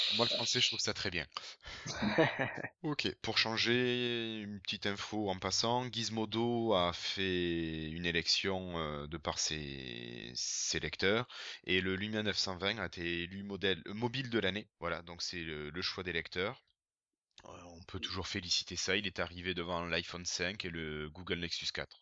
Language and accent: French; France; chez nous en France